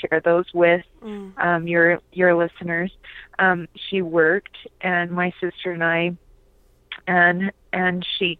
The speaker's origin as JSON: {"language": "English", "region": "California", "country": "United States", "tie": "born or raised there", "moved": "yes", "lives_now": "Lehi, United States", "said": "I live in Lehi, Utah, but I grew up in California"}